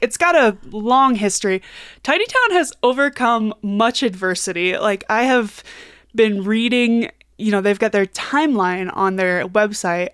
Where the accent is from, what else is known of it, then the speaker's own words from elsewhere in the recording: Kansas City, United States; now in Denver, United States; when I was a kid and I grew up in Kansas City